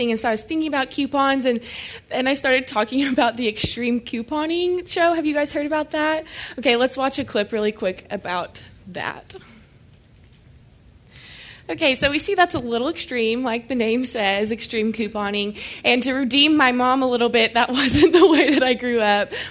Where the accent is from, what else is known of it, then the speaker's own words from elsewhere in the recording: Oklahoma, United States; now in Dallas, United States; And I'm from Oklahoma, so it's a little bit different of a culture, small town Oklahoma, like a thousand people.